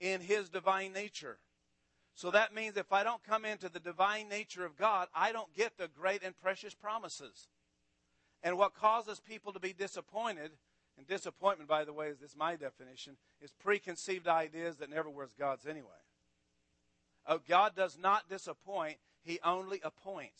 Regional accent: Amarillo, Texas, United States; I grew up in Texas all my life. I grew up in Amarillo

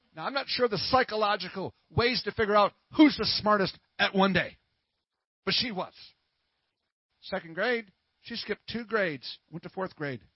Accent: Minnesota, United States; now in Texas, United States; I'm from Minnesota

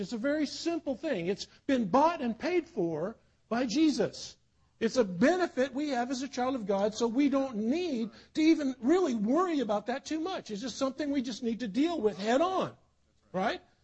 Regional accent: South Carolina, United States; also born or lived in Netherlands; I grew up in South Carolina born in Holland, but I grew up in the in the South.

